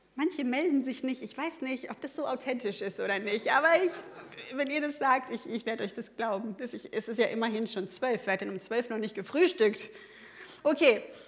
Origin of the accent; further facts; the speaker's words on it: Ruhr area, North Rhine-Westphalia, Germany; ich komme eigentlich so aus dem Ruhrgebiet